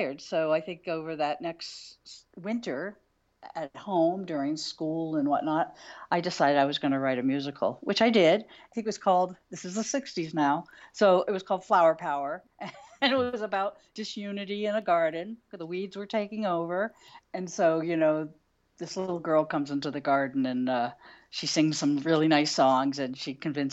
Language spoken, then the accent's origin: English; West Chester, Pennsylvania, United States; I grew up in Westchester, Pennsylvania, which was outside of Philadelphia